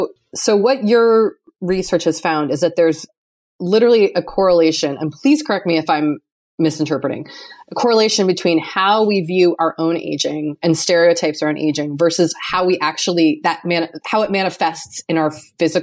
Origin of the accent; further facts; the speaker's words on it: United States; coming from my own cultural background as an American and a white person